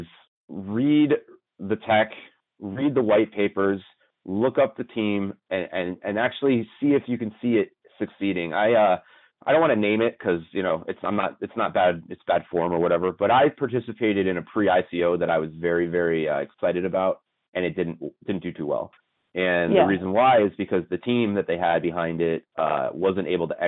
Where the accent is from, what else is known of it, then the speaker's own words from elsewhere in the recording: Las Vegas, Nevada, United States; We're all from Las Vegas.